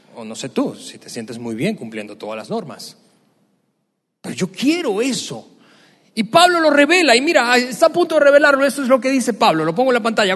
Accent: Venezuela; moved away; mi país de origen, Venezuela. En el tiempo que yo crecí, más del 95% de las personas eran católicas

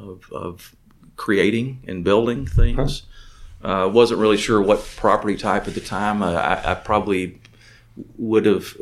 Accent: McComb, Mississippi, United States; born there; so I was born in Macomb, Mississippi, but I don't know anything about, I've never been back to Macomb, Mississippi.

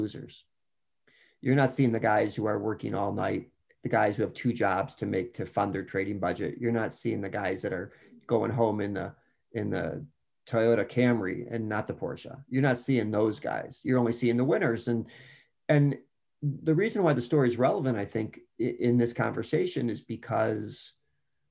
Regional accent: Chicago, Illinois, United States; I was going to East Bank Club as a Chicagoan

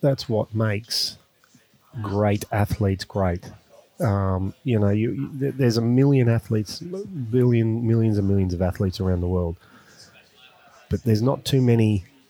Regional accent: Australia; being an Australian

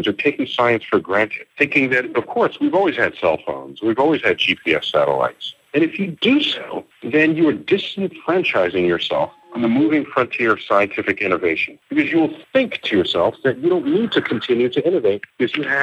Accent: United States; being American

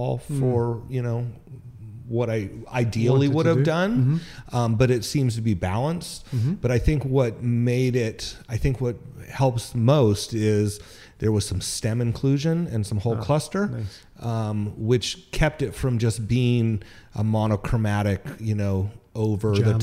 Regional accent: Petaluma, California, United States; I'm born and raised in Petaluma

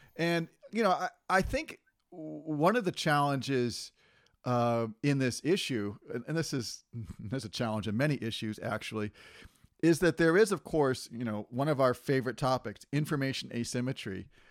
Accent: Massachusetts, United States; now in Beijing, China; I was born in Massachusetts

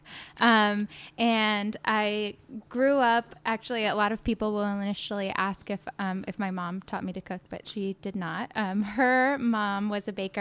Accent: South Dakota, United States; also born or lived in Oakland, California; now in Sonoma County, United States; I grew up in South Dakota and surrounded by grain fields.

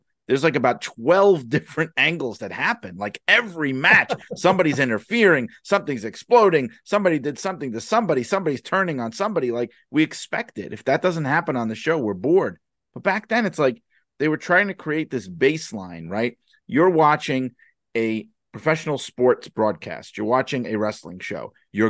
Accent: Northeast, United States; I grew up in the Northeast and I wasn't watching wrestling back then

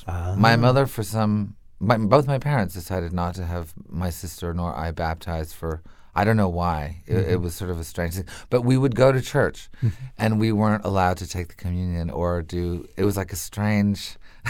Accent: Montreal, Quebec, Canada; I had to go to French school because it was by law. It was during the separatist years

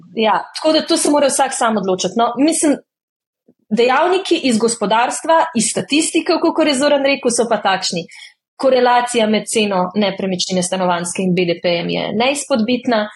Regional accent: Slovenia

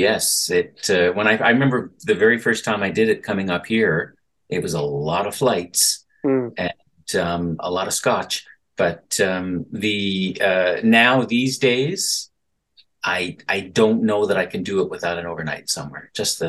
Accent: Sydney, Nova Scotia, Canada; I'm from Cape Breton, right from the soul-sucking pit of despair of Sydney itself.

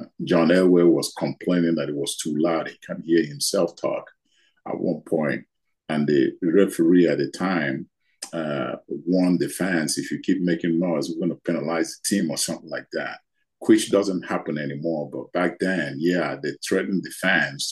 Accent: Nigeria; moved away as an adult; now in United States; I grew up in Nigeria in a poor family

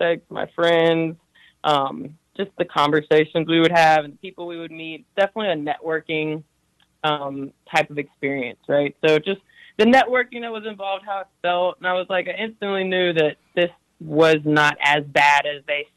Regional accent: Tennessee, United States; growing up in Tennessee

